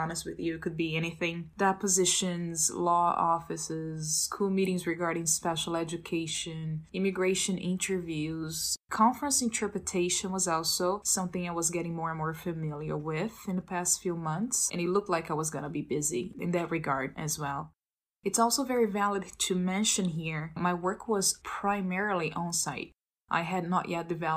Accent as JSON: {"language": "English", "town": "Belo Horizonte", "region": "Minas Gerais", "country": "Brazil", "tie": "born or raised there", "second_language": "English", "moved": "as an adult", "lives_now": "Boston, United States", "said": "I was born and raised in Belo Horizonte, capital of Minas State, in southeast of Brazil"}